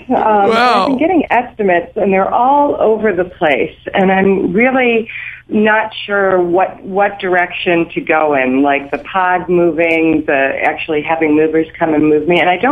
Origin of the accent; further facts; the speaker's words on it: Washington, United States; now in Washington, D.C., United States; I'm moving from Washington, D.C. back to my home state of Washington